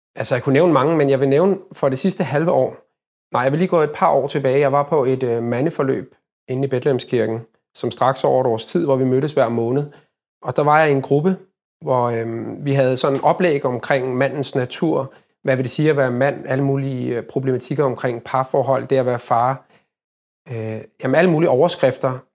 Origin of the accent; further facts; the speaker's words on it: Copenhagen, Capital Region of Denmark, Denmark; jeg er født og opvokset i København